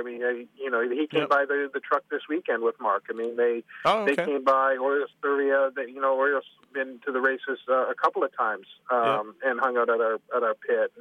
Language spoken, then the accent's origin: English; Canada; moved away; being Canadian